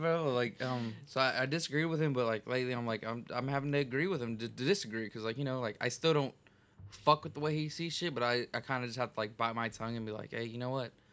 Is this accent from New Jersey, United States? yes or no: no; Texas, United States; I'm from Texas.